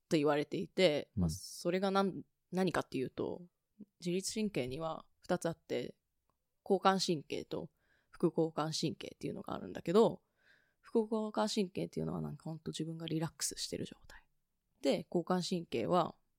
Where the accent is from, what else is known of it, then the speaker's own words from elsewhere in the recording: Tokyo, Japan; 私は東京生まれ、東京育ちで